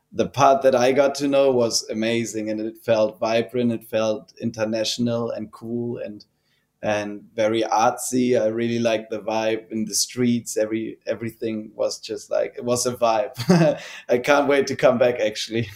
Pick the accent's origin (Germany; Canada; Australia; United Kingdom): Germany; also born or lived in Hamburg, Germany; born in Hamburg, which is like of course a big city, like 1.8 million people or something like that. Mm-hmm. And then we moved out there when I was 10 years old, and that's where I grew up.